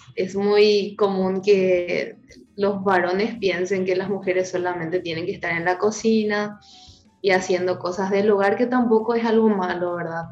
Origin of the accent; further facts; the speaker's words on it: Paraguay; mi país